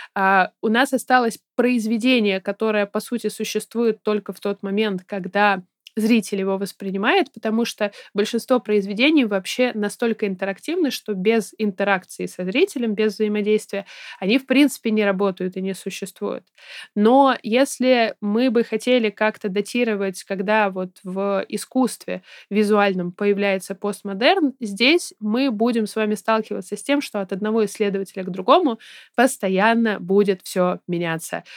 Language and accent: Russian; Saint Petersburg, Russia; я ребенок, который росла в, соответственно, Петербурге